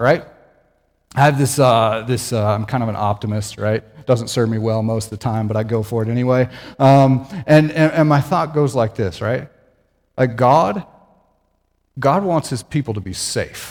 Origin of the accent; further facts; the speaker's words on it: Ainsworth, Nebraska, United States; I'm from Ainsworth